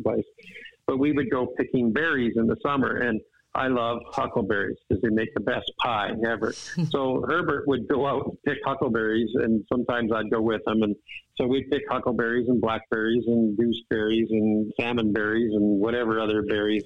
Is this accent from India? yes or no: no; Vancouver Island, British Columbia, Canada; I grew up on Vancouver Island, British Columbia in Canada.